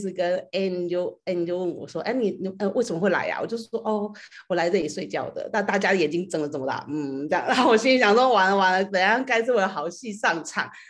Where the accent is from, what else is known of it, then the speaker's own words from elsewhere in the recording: Taiwan; 然后呃，我来自台湾，